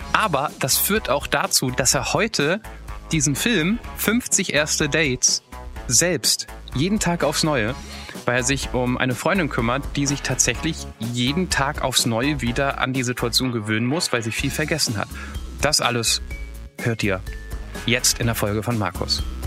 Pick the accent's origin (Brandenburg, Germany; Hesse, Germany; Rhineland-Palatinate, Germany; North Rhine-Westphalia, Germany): Hesse, Germany; als Hesse